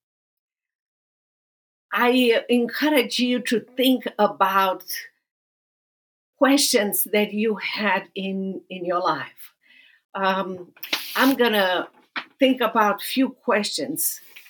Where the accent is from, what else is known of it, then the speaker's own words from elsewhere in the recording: Romania; moved away as an adult; now in Dallas, United States; I'm originally from Romania, and I live now in Dallas, Texas